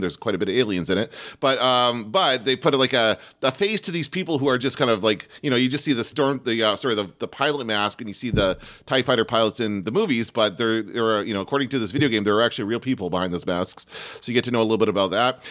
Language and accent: English; Canada; I'm from Canada